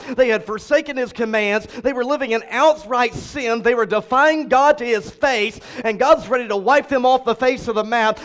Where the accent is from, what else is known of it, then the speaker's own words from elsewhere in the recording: Cleburne, Texas, United States; my church that I was raised in in Cleburne, Texas, seven and a half hours from here